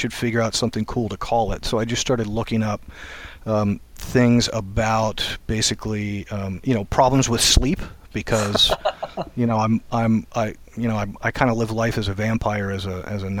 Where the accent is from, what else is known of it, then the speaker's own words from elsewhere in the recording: Maryland, United States; moved away as an adult; now in Maine, United States; I was born and raised in Maryland